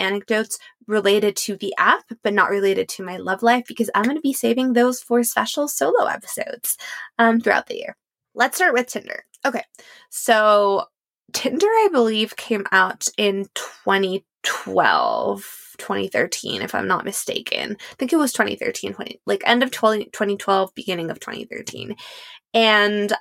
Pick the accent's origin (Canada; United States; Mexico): Mexico; moved away as an adult; also born or lived in Paris; growing up in Mexico